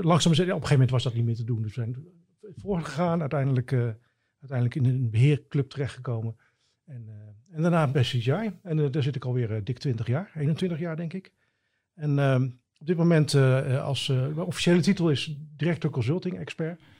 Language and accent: Dutch; Gouda, South Holland, Netherlands; now in Drachten, Netherlands; ik ben geboren in Gouda